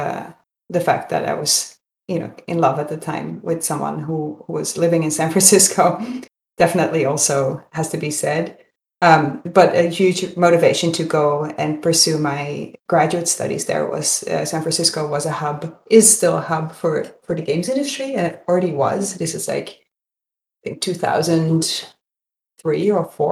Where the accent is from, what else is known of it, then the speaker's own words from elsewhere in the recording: Netherlands; moved away; I'm from Holland, so I was born and raised in Holland and went to university in Amsterdam